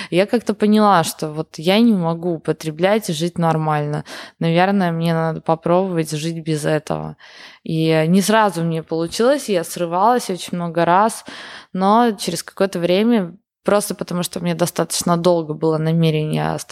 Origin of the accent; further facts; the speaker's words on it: Yekaterinburg, Sverdlovsk Oblast, Russia; я из Екатеринбурга для меня это то же самое